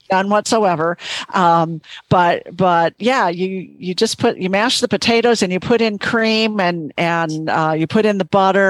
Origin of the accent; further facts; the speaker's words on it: Minnesota, United States; I grew up in Minnesota